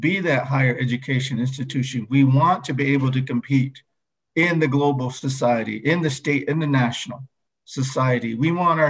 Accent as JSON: {"language": "English", "area": "O'odham", "region": "Arizona", "country": "United States", "tie": "born or raised there", "first_language": "O'odham", "second_language": "English"}